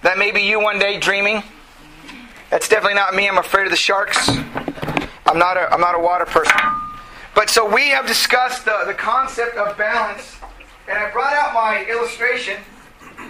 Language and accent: English; United States; we grew up in America